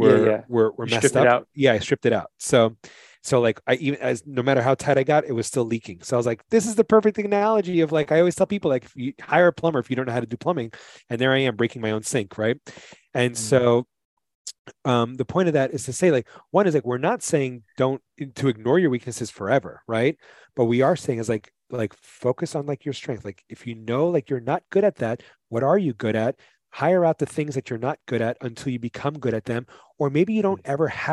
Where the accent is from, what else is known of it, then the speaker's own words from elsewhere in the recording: New York City, New York, United States; I'm from New York City